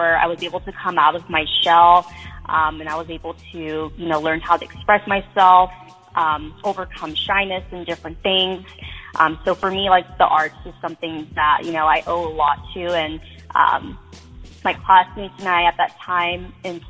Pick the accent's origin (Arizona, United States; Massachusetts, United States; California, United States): California, United States; San Diego; I was born and raised in San Diego, California.